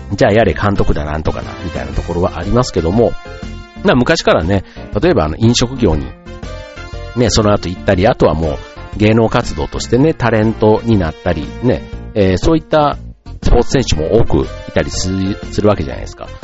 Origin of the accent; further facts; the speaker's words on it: Osaka, Japan; 僕の出身地というか、大阪のね